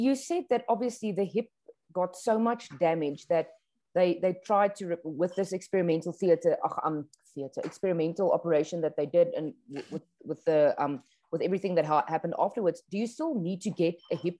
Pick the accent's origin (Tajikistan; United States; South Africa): South Africa; as a South African